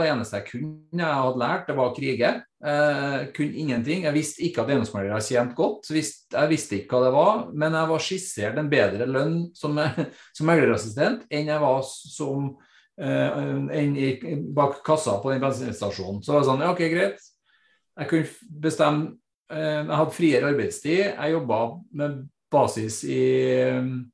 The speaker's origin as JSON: {"language": "Norwegian", "town": "Trondheim", "region": "Trøndelag", "country": "Norway", "tie": "born or raised there", "said": "født og oppvokst på Kolstad rett utenfor Trondheim, og har bodd her stort sett hele mitt liv"}